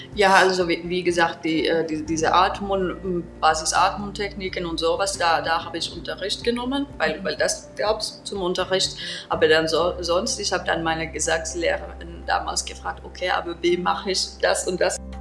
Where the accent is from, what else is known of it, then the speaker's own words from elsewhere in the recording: Turku, Southwest Finland, Finland; German is a second language; moved away; Ich komme aus Turku